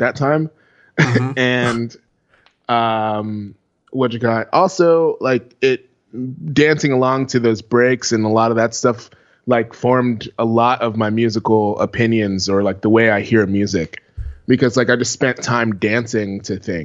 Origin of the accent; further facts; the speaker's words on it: New York City, New York, United States; I grew up in New York City